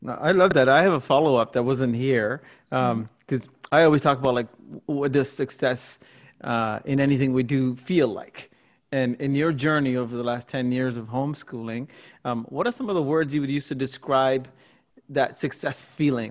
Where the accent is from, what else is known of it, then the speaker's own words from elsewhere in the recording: Singapore; now in Canada; I grew up in Singapore